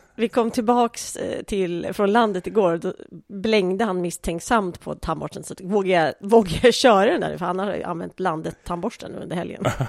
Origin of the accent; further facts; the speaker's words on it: Sweden; vi som svenskar